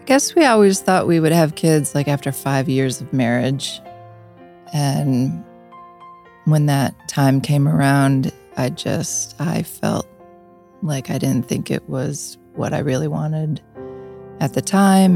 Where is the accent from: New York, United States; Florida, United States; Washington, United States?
New York, United States; Niagara Falls; I grew up in Niagara Falls.